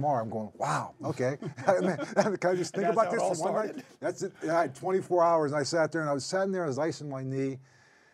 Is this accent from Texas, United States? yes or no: no; Pittsburgh, Pennsylvania, United States; also born or lived in Kansas City; my hometown team